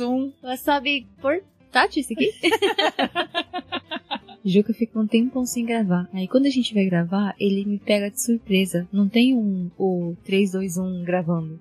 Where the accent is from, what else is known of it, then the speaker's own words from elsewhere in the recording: Japan; also born or lived in Brazil; como fui criada aqui no Japão, né? Desde pequena